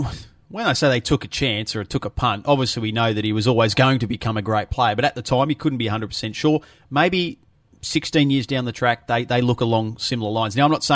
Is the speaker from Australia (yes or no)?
yes; Melbourne, Victoria, Australia; I'm one of those from south of the border, the Mexicans from down Melbourne way